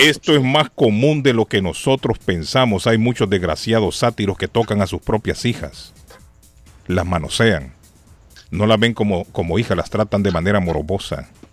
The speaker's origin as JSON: {"language": "Spanish", "country": "Honduras", "moved": "yes", "lives_now": "Massachusetts, United States", "said": "en mi país. En Honduras"}